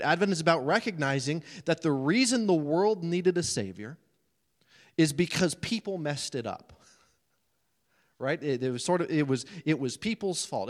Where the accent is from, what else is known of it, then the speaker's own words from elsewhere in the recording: United States; as American preachers, and I'm one of them